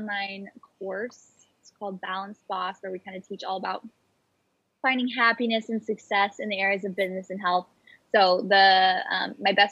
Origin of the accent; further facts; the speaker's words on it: Arizona, United States; moved away as an adult; also born or lived in California / Utah / San Diego; now in Los Angeles, United States; me and my family moved to Arizona. That's where I grew up